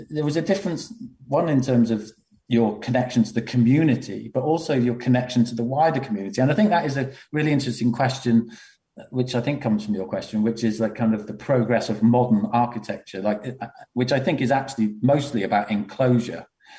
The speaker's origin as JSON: {"language": "English", "town": "Liverpool", "region": "North West England", "country": "United Kingdom", "tie": "born or raised there", "also_born_or_lived": "Runcorn", "said": "I grew up in Liverpool and Runcorn"}